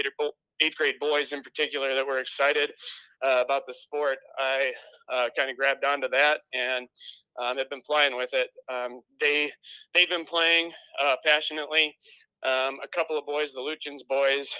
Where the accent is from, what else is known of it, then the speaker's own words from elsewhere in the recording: Wisconsin, United States; moved away; I'm actually from Wisconsin originally, so I'm an out-of-towner